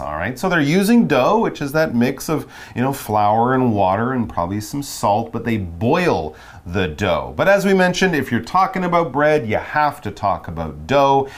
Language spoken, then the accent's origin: English; Montreal, Quebec, Canada; I'm from Montreal, Canada